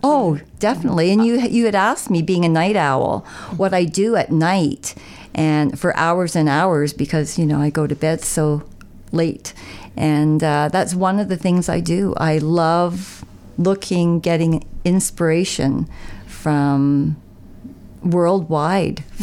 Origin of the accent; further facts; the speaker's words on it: Niagara, Ontario, Canada; moved away as an adult; now in Dwight, Canada; I was from Niagara